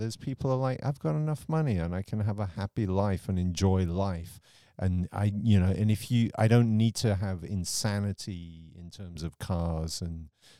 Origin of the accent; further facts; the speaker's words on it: England, United Kingdom; So for me, I grew up in the England of Margaret Thatcher, but Margaret Thatcher adopted American ideals.